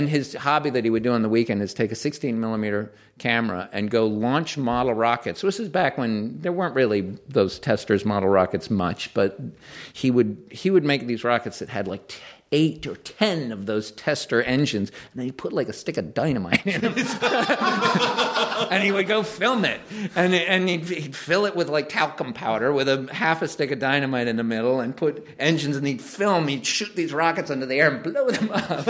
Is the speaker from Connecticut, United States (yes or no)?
yes; Greenwich, Connecticut, United States; And it's still the house we grew up in Greenwich, Connecticut.